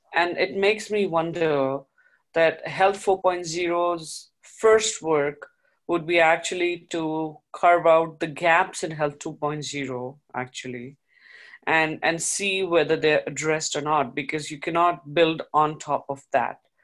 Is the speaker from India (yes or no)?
yes; India; moved away; I come from the East, I come from India